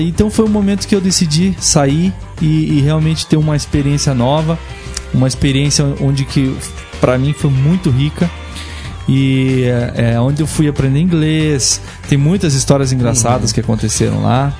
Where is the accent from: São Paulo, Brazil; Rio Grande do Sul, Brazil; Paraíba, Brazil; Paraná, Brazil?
Paraná, Brazil; Curitiba; also born or lived in Ireland; eu sou curitibano mesmo